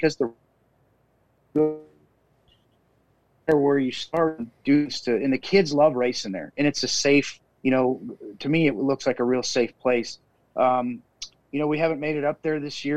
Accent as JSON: {"language": "English", "town": "Minot", "region": "North Dakota", "country": "United States", "tie": "born or raised there", "lives_now": "Fargo, United States", "said": "growing up in Minot"}